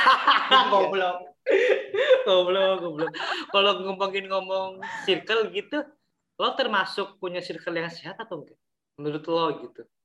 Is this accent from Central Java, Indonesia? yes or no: yes; Cilacap, Central Java, Indonesia; accent: Ngapak Cilacap; moved away; ngapak, gua ngapak Cilacap